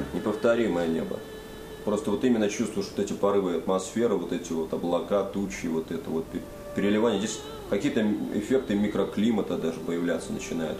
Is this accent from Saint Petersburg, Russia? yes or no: yes; Saint Petersburg, Russia; moved away; я в нем ну, родился и вырос